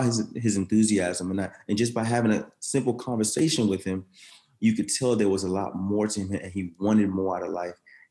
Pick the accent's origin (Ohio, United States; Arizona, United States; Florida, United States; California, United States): Florida, United States; Orlando; also born or lived in Daytona Beach, Florida; I'm from Orlando, Florida